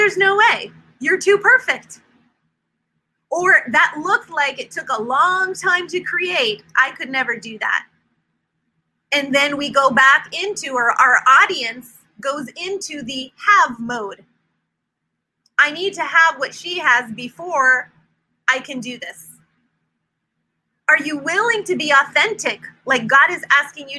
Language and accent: English; Silicon Valley, California, United States; moved away as an adult; now in North Carolina, United States; We came from California, lived in the Silicon Valley, born and raised there our whole lives. We've been in North Carolina for 4 years